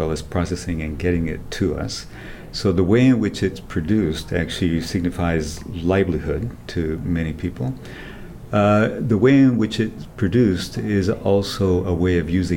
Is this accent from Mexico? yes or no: yes; southern Mexico, Mexico; moved away; also born or lived in Puebla / Oaxaca; All over southern Mexico, so primarily in the states of Puebla and Oaxaca